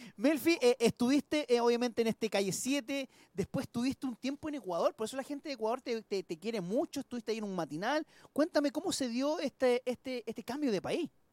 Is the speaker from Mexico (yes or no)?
no; Chile; somos una radio de Chile